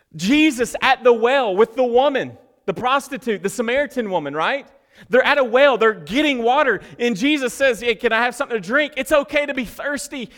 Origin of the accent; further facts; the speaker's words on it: United States; I'm just an American